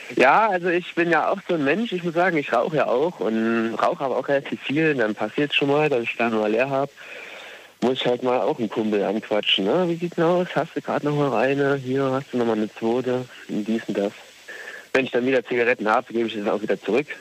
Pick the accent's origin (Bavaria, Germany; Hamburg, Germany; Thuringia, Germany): Thuringia, Germany; moved away as an adult; now in Rhineland-Palatinate, Germany; Ich komme eigentlich aus Thüringen, aber bin jetzt momentan arbeitsmäßig im Westen